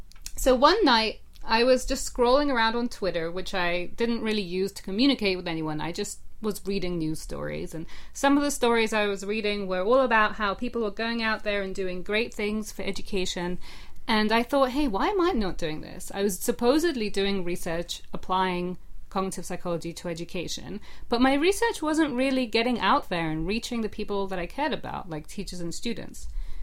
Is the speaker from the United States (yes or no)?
no; England, United Kingdom; accent: English; also born or lived in Russia; I was born in Russia, and I grew up there a little bit until I was about 7 or 8. And then my family moved to England, which is what you should be hearing, because that's the accent that I'm supposed to have.